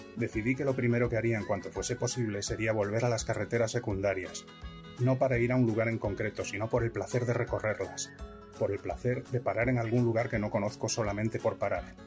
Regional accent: Galicia, Spain; moved away as an adult; also born or lived in Vigo / Santiago de Compostela / Madrid / Seville; yo soy gallego y había vivido en distintas zonas de Galicia. Yo nací en Vigo, pero mis padres trabajaban allí. Me trasladé cuando tenía 10

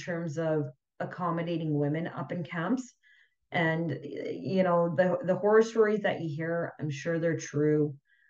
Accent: Vancouver, British Columbia, Canada; also born or lived in Fort McMurray; I've born and raised in Vancouver all my life, and then I spent some time on the island

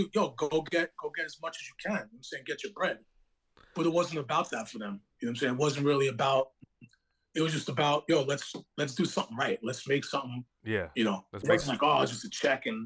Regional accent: Long Beach, New York, United States; moved away; also born or lived in Brooklyn, New York; I'm from Long Beach, the same town that … from

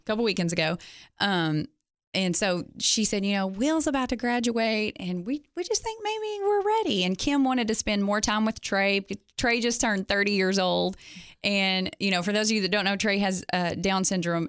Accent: East Tennessee, United States; moved away as an adult; now in Cookeville, United States; I'm actually from East Tennessee originally.

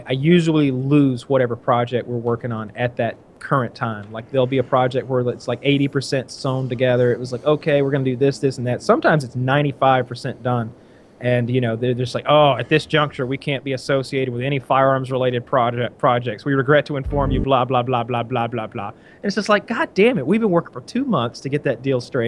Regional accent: United States; as an American

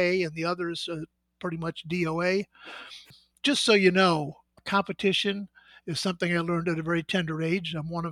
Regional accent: Midwest, United States; moved away as an adult; now in California, United States; I was born and raised in the Midwest

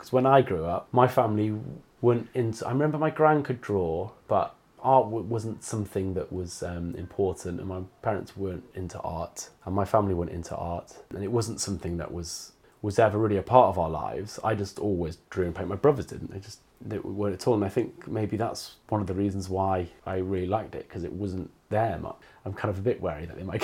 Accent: North Wales, United Kingdom; moved away as an adult; now in Bristol, United Kingdom; I do have a massive attachment to that landscape and being from there.

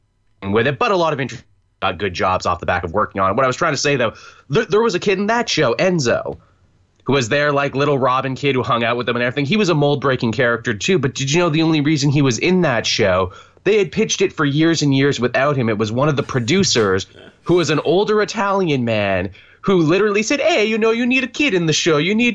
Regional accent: Canada; being Canadian

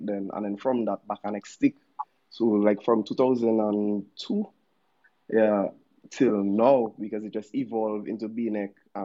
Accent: Dominica; also born or lived in Goodwill, Dominica; I grew up in Wallows, I was born in PMH.

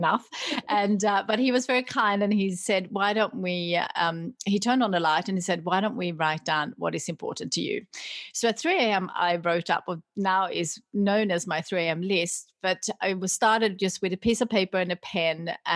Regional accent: Sweden; moved away as an adult; now in Australia; I grew up in Sweden

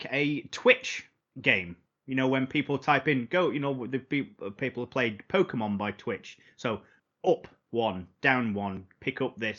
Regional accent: Sheffield, Yorkshire and the Humber, United Kingdom; well, we're from Sheffield, so...

